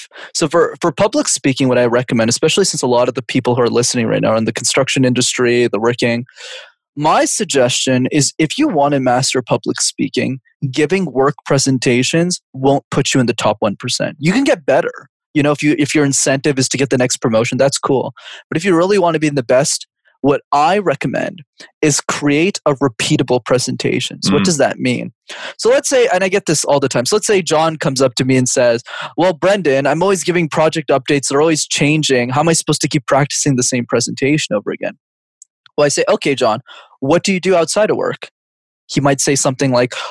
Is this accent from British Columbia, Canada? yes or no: no; Montreal, Quebec, Canada; I grew up in Montreal, cause I'm from Canada